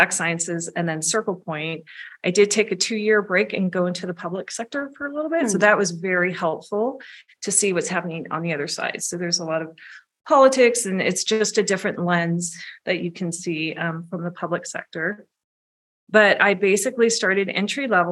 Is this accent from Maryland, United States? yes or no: no; San Jose, California, United States; I am from the San Jose area